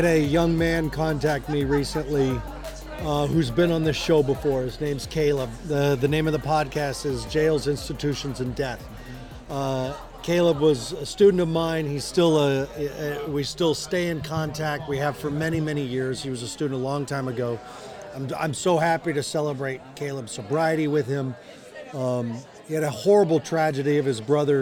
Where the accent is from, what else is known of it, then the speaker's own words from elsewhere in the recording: Colorado, United States; I'm from Colorado